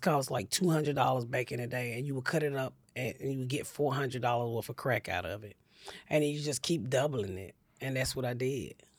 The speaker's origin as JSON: {"language": "English", "town": "Atlanta", "region": "Georgia", "country": "United States", "tie": "born or raised there", "said": "I grew up in Atlanta"}